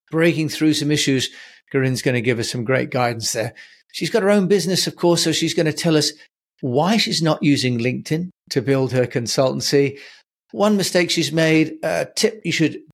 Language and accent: English; United Kingdom; I'm British